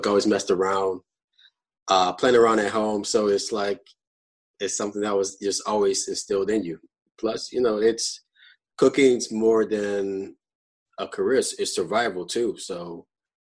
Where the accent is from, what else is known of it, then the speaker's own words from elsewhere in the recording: New Orleans, Louisiana, United States; now in Los Angeles, United States; I'm from New Orleans, born and raised